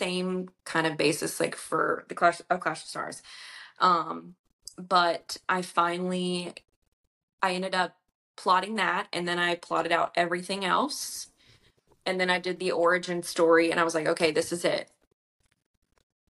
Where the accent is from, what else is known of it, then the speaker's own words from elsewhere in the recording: Louisiana, United States; I'm from Louisiana